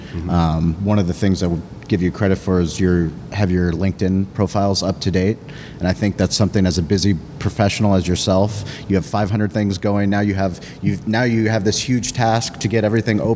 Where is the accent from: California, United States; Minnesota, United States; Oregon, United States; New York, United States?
California, United States; San Diego; growing up in San Diego my whole life